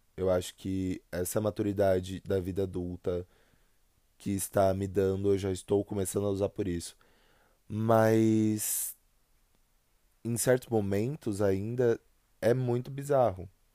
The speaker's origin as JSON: {"language": "Portuguese", "region": "São Paulo", "country": "Brazil", "accent": "paulista", "said": "Eu sou de São Paulo. Né? Eu sou do estado de São Paulo, moro na região metropolitana"}